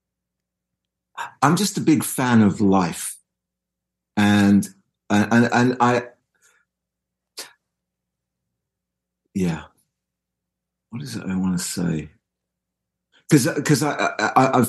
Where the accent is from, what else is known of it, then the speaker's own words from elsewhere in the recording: England, United Kingdom; I'm English